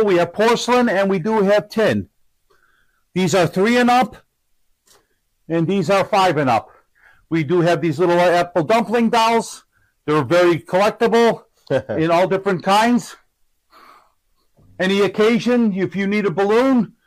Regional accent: Chicago, Illinois, United States; also born or lived in Streamwood, Illinois; now in Aurora, United States; I grew up in Logan Square, Chicago

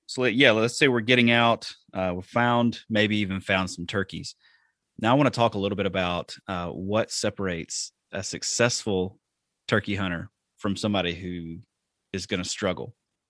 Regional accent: the South, United States; So, like I said, I grew up in the South.

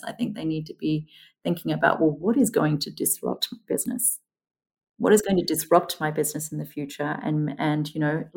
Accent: Queensland, Australia; moved away as an adult; also born or lived in United Kingdom; I grew up in Queensland

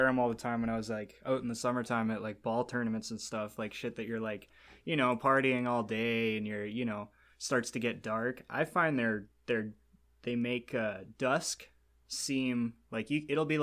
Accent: Alberta, Canada; I'm from Alberta

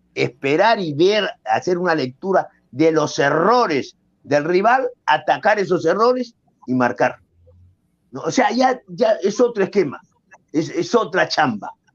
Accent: Peru; soy peruano

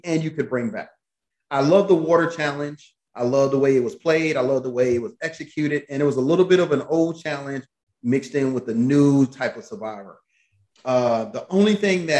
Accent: Atlanta, Georgia, United States; moved away; I'm from Atlanta

